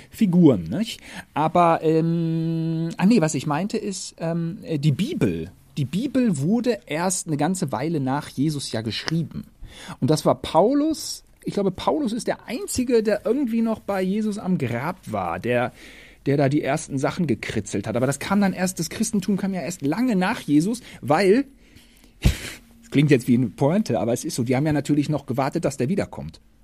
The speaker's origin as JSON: {"language": "German", "country": "Germany", "said": "als Deutscher"}